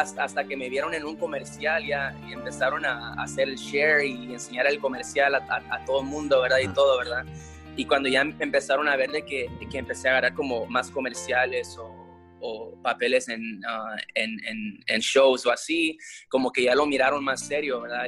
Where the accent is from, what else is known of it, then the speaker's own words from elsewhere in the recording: Los Angeles, California, United States; yo nací en Los Ángeles, soy la primera generación aquí, mis padres llegaron aquí de Guatemala